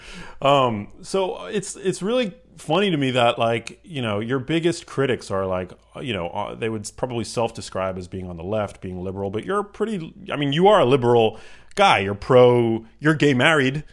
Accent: New York City, New York, United States; male, I'm white, I grew up in New York City

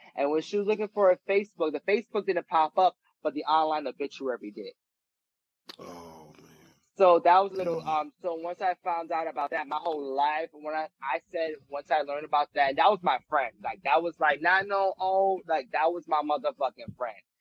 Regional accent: New York City, New York, United States; I'm from the Bronx

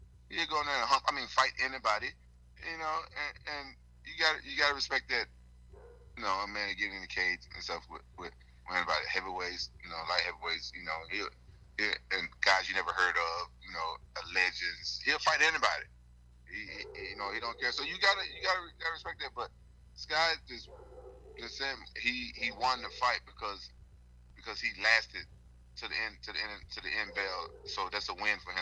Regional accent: Memphis, Tennessee, United States; now in California, United States; I'm from Memphis, but I'm living in California

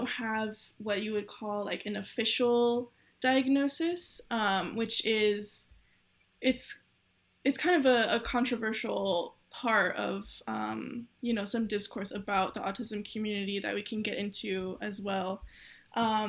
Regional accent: Southern California, United States; moved away as an adult; now in Miami, United States; I grew up in California, Southern California, kind of in a really small city that no one knows

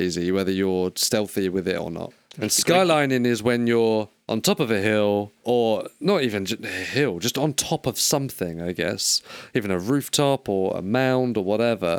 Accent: United Kingdom; We're British

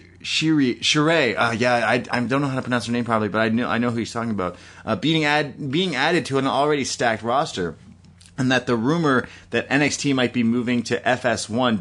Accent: Toronto, Ontario, Canada; I'm from Toronto

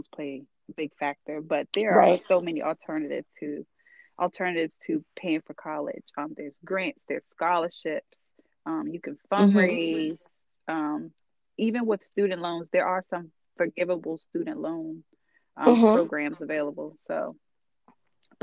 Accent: Charles County, then Calvert County, Maryland, United States; My parents, we grew up in Charles County.

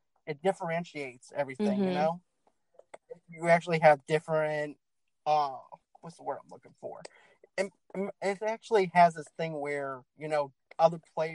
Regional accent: Boston, Massachusetts, United States; moved away; I'm from Boston. I'm originally from Boston

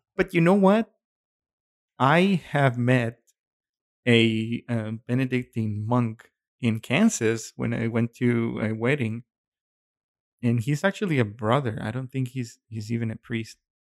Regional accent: Mexico; moved away; growing up in Mexico

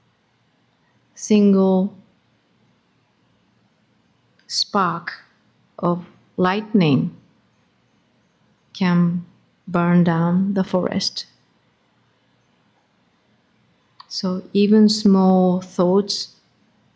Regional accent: Japan; moved away; I came from Japan.

